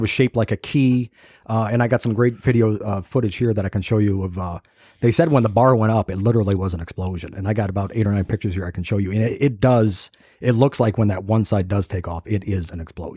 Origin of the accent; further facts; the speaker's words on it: Kansas, United States; moved away as an adult; I'm fresh from Kansas.